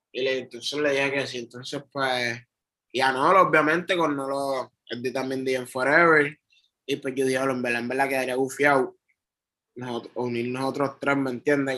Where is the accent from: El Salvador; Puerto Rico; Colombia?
Puerto Rico; Trujillo Alto; moved away as an adult; also born or lived in Bronx, New York / New York; now in Río Piedras, Puerto Rico; yo yo nací en Nueva York, en el Bronx. Pero yo me crié en Trujillo Alto toda mi vida. Hasta mis 20 años